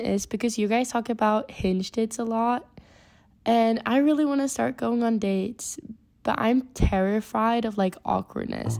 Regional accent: Sweden; I'm from Sweden, if I have a little accent.

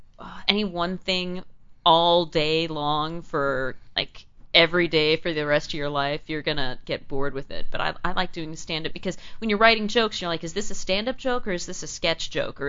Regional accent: Houston, Texas, United States; It was in the winter, and I'm from Houston. I've got thin blood.

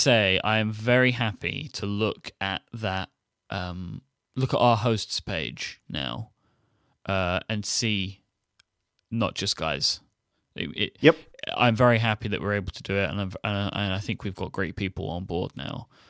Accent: United Kingdom; being being a Brit

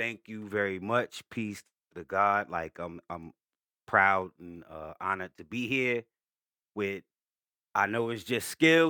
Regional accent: Newark, New Jersey, United States; I mean, I'm from Brick City, Newark, New Jersey, but I moved around a lot.

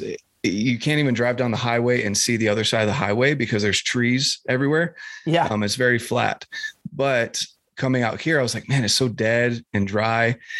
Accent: North Carolina, United States; moved away; I'm from North Carolina originally

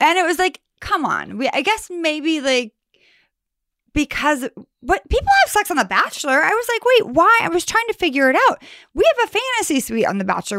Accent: Sacramento, California, United States; I'm from Sacramento, California

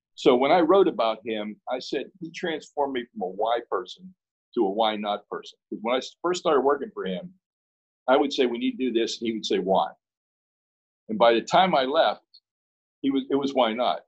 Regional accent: Pittsburgh, Pennsylvania, United States; moved away; I'm from Pittsburgh.

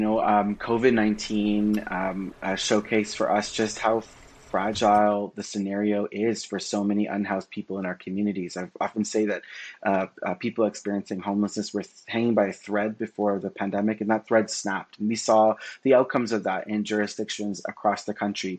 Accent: Toronto, Ontario, Canada; I was born and raised in in Scarborough, Ontario

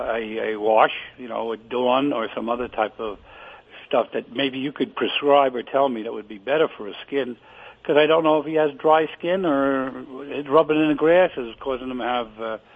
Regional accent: New York City, New York, United States; moved away as an adult; also born or lived in Brooklyn / Staten Island / New Jersey; now in Weeki Wachee, Florida, United States; I was born in Greenwich Village.

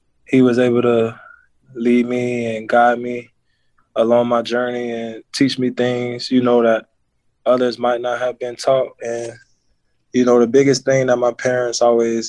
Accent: Tampa, Florida, United States; I'm from Tampa, Florida. I went to Hillsborough High School

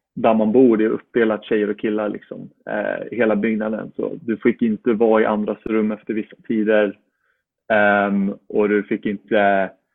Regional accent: Uppsala, Uppsala County, Sweden; born or raised there; moved away as an adult; now in Florida, United States

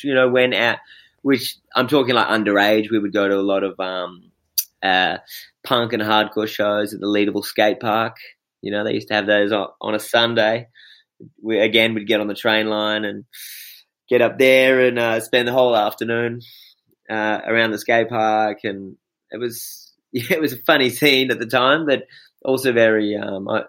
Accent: Perth, Western Australia, Australia; I came up in the southern suburbs around Cannington.

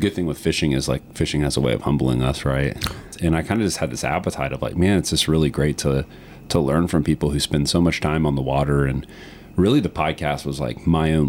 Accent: Green Swamp West, outside Tampa, Florida, United States; I grew up the first 5 years of my life in an area outside of Tampa called Green Swamp West. So my family is 5 generations of the Tampa Bay, Cedar Key area.

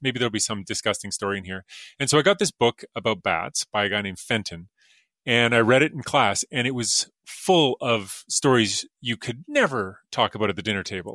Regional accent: Alberta, Canada; I'm from Alberta like you are, and, uh, there's a lake up near Edmonton where I would go as a kid

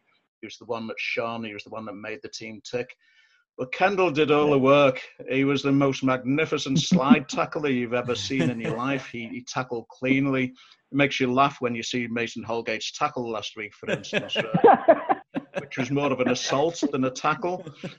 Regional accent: Bootle, North West England, United Kingdom; I grew up in Bootle, which is, as I say, just over a mile from there. I still actually park in Bootle to go and watch the match these days.

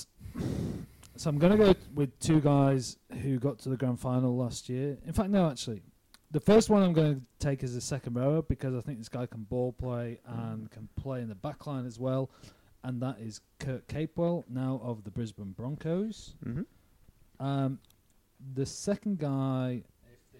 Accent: England, United Kingdom; as an Englishman

